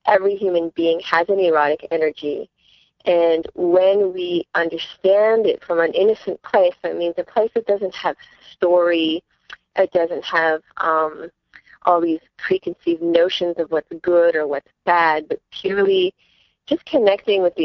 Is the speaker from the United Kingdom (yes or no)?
no; Canada